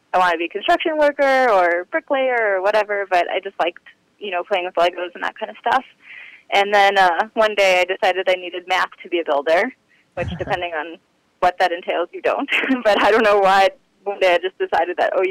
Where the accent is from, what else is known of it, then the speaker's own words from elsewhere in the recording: Lincolnwood, Illinois, United States; I grew up in a suburb just outside of Chicago, Lincolnwood, in a pretty traditional Orthodox family.